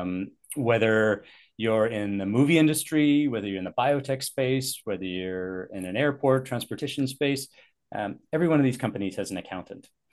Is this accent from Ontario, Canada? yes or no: no; Richmond, British Columbia, Canada; I've uh, been born and raised in the Vancouver area. Um, grew up in Richmond, actually.